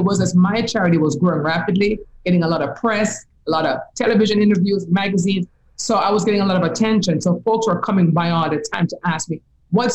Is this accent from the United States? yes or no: no; Jamaica; moved away; If you can hear my accent, you'll know I'm from Jamaica, right? I'm from the Caribbean.